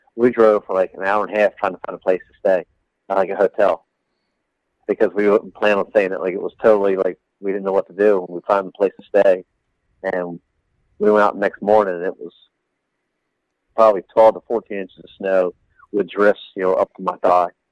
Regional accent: East Coast, United States; we're here from the East Coast. We're from flat ground

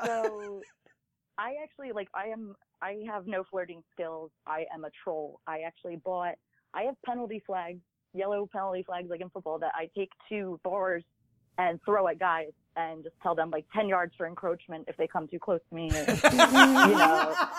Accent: Lehigh Valley, Pennsylvania, United States; also born or lived in Philadelphia; I'm from Philly. I lived in the Lehigh Valley. I grew up there.

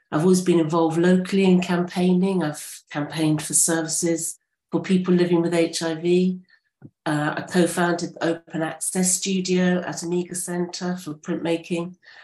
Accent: Portsmouth, South East England, United Kingdom; Jane and I live on the boundary of Milton and Eastney Craneswater ward, and I was born and brought up in Portsmouth.

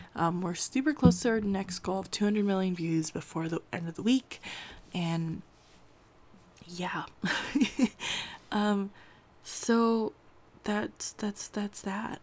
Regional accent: California, United States; I grew up in California

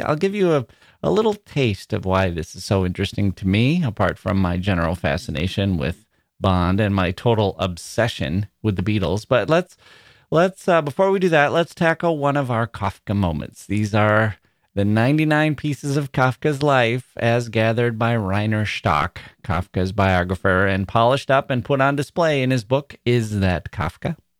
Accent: Wisconsin, United States; moved away; also born or lived in Chicago; I was from Wisconsin

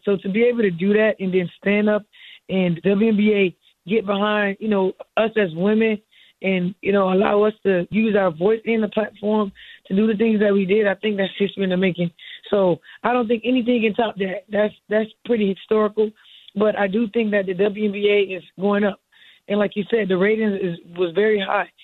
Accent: Miami, Florida, United States; I'm from Miami

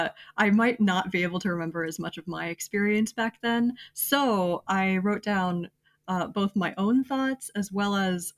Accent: Florida, United States; I'm half Asian American. And in my childhood, I kind of grew up in a pretty not diverse, pretty white area of Florida. Mm-hmm. So there wasn't much representation of Asian people where I lived

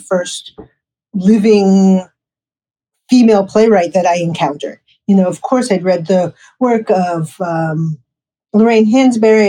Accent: New York City, New York, United States; I grew up in New York City

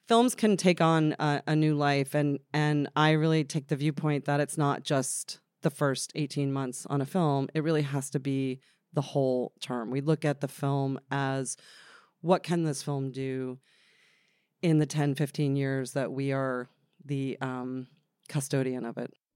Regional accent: Freehold, New Jersey, United States; also born or lived in Bradley Beach, New Jersey; I grew up in uh, a town called Freehold in New Jersey

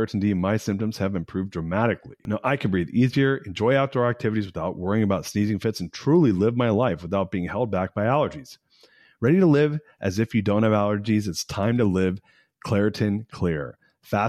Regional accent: Southern California, United States; also born or lived in San Francisco; I grew up in Southern California and I lived in San Francisco for 20 years

